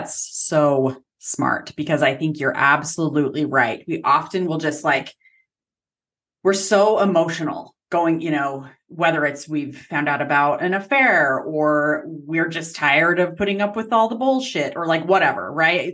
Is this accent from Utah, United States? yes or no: yes; Utah, United States; I'm from Utah